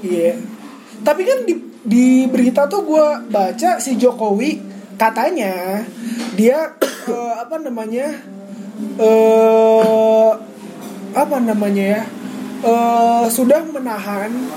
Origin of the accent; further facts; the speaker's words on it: Java, Indonesia; kita orang Jawa